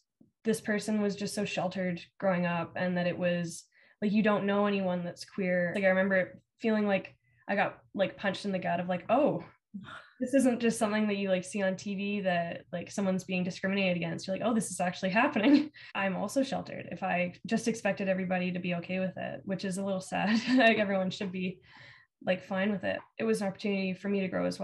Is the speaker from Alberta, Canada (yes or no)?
yes; Alberta, Canada; Growing up in Alberta